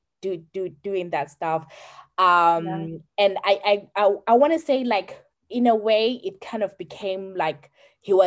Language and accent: English; Zimbabwe